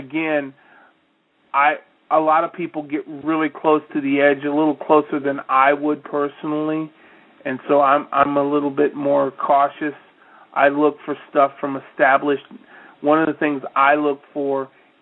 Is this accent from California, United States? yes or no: no; Iowa, United States; when I was growing up in Iowa. And trust me, I really am from Iowa